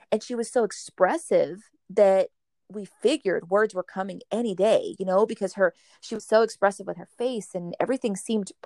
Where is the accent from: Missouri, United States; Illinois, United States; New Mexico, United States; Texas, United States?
Texas, United States; Rio Grande Valley, south; I'm actually from the Rio Grande Valley. It's the very tip of Texas, south Texas, the most south you can probably go in our country. And we come from an area that is underserved. There's very little resources, particularly, I think, when it comes to special education, special needs, you know, that whole special needs population. But we grew up here